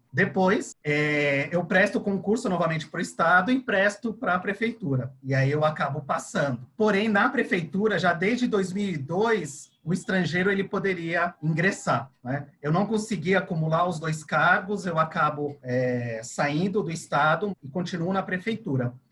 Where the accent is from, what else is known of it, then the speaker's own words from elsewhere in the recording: Chile; now in Brazil; Eu sou estrangeiro, eu sou chileno